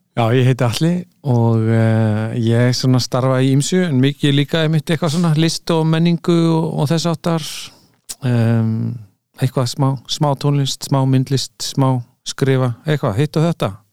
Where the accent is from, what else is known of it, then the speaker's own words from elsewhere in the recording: Reykjavík, Capital Region, Iceland; also born or lived in United States; ég elst ég upp í Fossvogi sko, 108